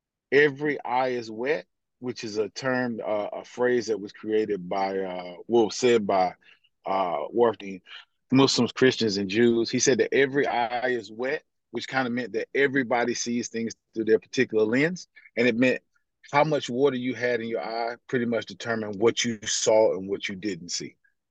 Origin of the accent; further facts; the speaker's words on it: United States; even though I'm African American